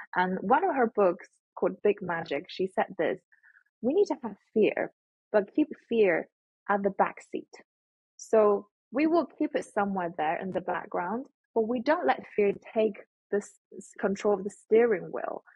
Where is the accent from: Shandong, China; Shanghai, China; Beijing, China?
Shandong, China; moved away; I come from China, Shandong province, which is mm. the hometown of Confucius, the philosopher. So respect and kindness has always been the theme when I grow up.